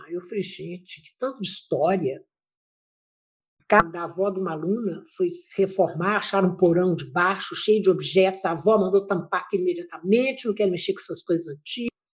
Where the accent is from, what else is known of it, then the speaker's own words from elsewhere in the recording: Pará de Minas, Minas Gerais, Brazil; now in Ouro Preto, Brazil; eu nasci em Pará de Minas, que é uma cidade do Oeste Mineiro